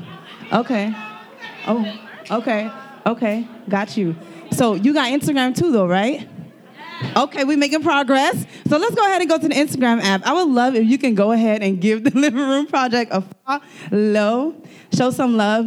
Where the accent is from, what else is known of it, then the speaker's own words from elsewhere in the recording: Miami, Florida, United States; I was born and raised in Miami